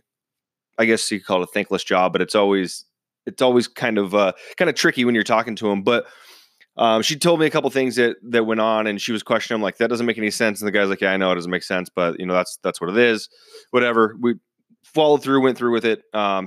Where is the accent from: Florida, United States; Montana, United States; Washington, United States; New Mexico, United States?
Washington, United States; Seattle; I'm originally from Seattle, big Seahawks fan.